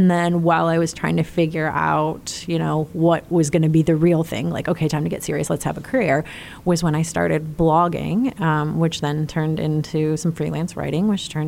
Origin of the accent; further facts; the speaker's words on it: Clarkston, Michigan, United States; moved away; also born or lived in Indianapolis; Just north of Detroit in a town called Clarkston.